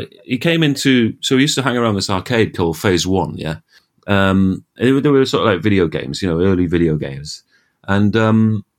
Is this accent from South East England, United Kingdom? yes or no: no; Darlington, North East England, United Kingdom; when I grew up in Darlington